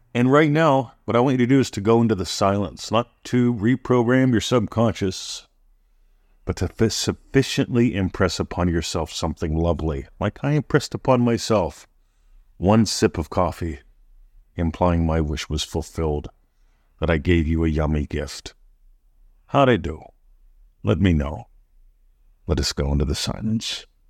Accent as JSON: {"language": "English", "region": "Pennsylvania", "country": "United States", "tie": "born or raised there", "moved": "yes", "lives_now": "Australia", "said": "I was born in Pennsylvania. I'm American, living in Australia"}